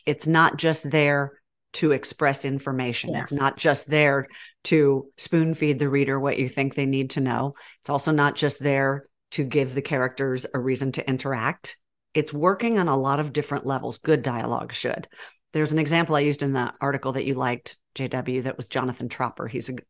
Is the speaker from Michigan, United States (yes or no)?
no; Texas, United States; also born or lived in Birmingham; Y'all know I grew up in Texas, but then I was transplanted to Birmingham.